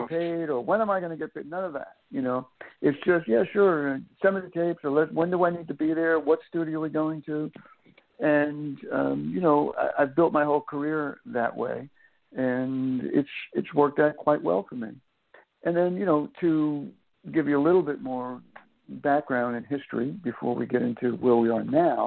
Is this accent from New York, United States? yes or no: yes; Long Island, New York, United States; When I was growing up on Long Island and New York